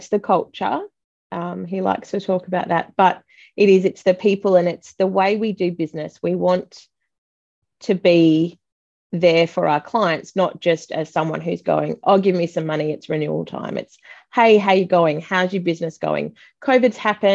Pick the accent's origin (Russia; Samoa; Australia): Australia; Busselton, Western Australia; now in Perth, Australia; I moved to Perth. I'm from Busselton